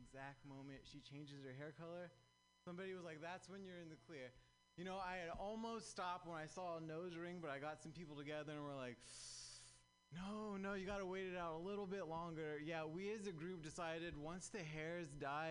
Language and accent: English; Southern California, United States; now in San Francisco Bay Area, United States; I'm actually from Southern California.